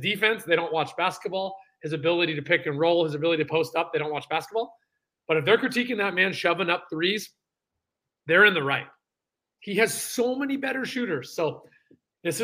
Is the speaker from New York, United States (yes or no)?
no; San Francisco, California, United States; I'm from San Francisco.